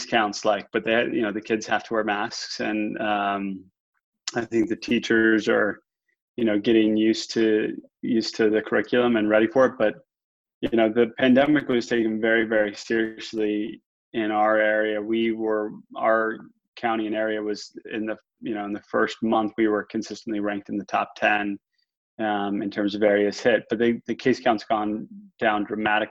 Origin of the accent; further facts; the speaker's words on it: Northeast, United States; I grew up in the Northeast